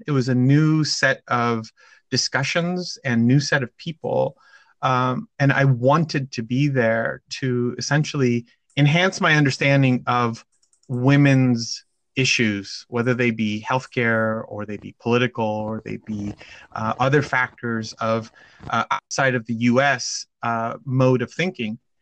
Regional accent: California, United States; I am from California

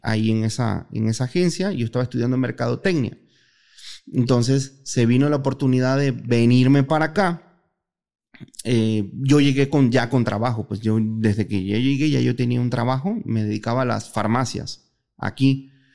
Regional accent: Panama; moved away as an adult; now in Guadalajara, Mexico; Yo soy panameño, soy el panameño más mexicano que existe.

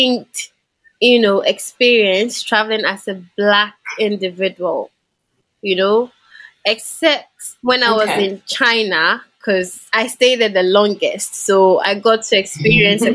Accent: Ghana; moved away as an adult; I was from Africa. And yeah, I had a Ghanaian passport as well.

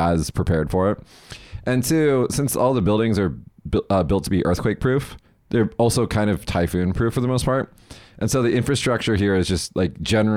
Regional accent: Las Vegas, Nevada, United States; now in Kagoshima, Japan; Where I'm from in Vegas, we have two seasons

